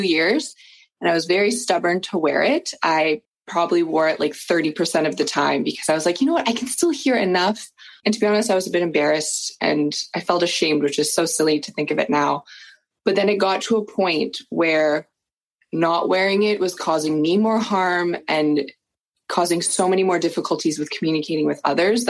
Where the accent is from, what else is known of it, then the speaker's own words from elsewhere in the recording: Peterborough, Ontario, Canada; I'm from Peterborough, Ontario.